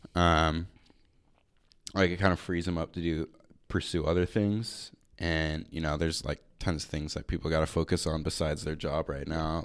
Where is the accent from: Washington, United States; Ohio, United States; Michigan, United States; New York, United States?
Washington, United States; Marysville; I'm from Marysville.